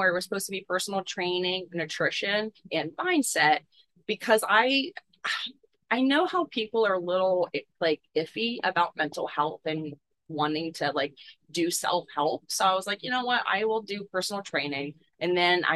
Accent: Pittsburgh, Pennsylvania, United States; I was born and raised in Pittsburgh, PA, so just like 20, 30 minutes away from the city of Pittsburgh South.

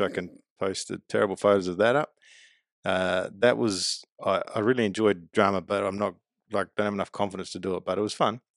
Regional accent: Adelaide, South Australia, Australia; also born or lived in West Lakes / Murray Bridge / Port Pirie / Glenelg; I was born in Adelaide. Grew up in my formal years, I guess, at West Lakes, but moved around a lot, living in Murray Bridge and Port Pirie

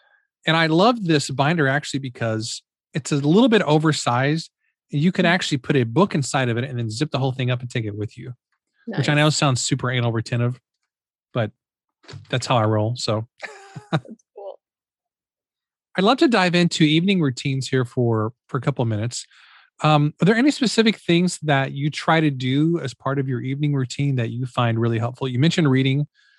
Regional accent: Midwest, United States; And, you know, since we're both from the Midwest, you know, we're recording this beginning of July.

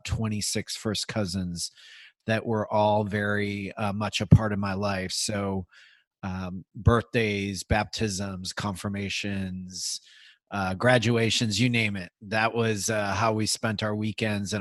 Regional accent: Midwest, United States; now in Bay Area, United States; I grew up in the Midwest in a Irish, German, Catholic family

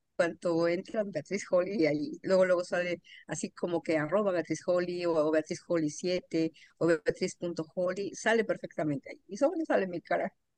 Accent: Mexico; moved away as an adult; now in Atlanta, United States; yo soy mexicana, pero vivo en Atlanta, Georgia, desde hace 23 años

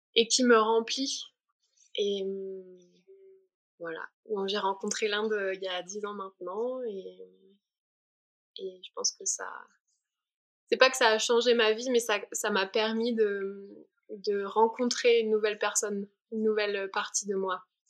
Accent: Provence-Alpes-Côte d'Azur, France; moved away; je viens du sud de la France. J'ai grandi sous le soleil des, des montagnes des Alpes-Maritimes

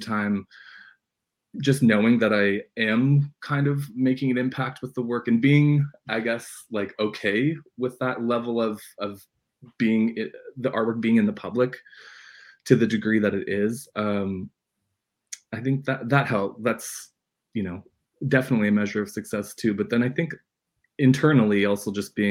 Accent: Red Lake, Ontario, Canada; moved away; I grew up in a little tiny community called Madsen

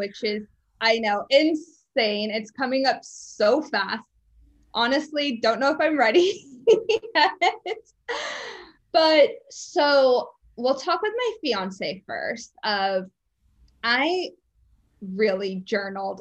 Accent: San Diego, California, United States; I'm from San Diego

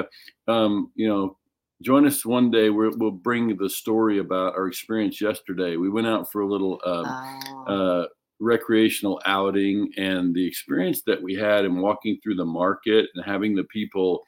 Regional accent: Oklahoma, United States; moved away; I'm originally from Oklahoma

